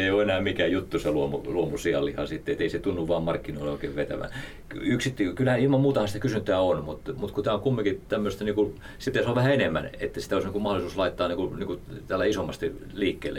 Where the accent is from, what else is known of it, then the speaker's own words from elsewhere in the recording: Häme, Tavastia, Finland; Mä oon Hämeestä kotoisin